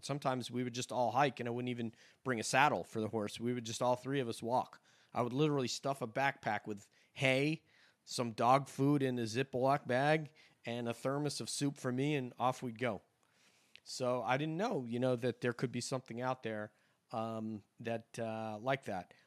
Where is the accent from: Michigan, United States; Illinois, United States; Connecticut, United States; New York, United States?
New York, United States; now in Florida, United States; my hometown in New York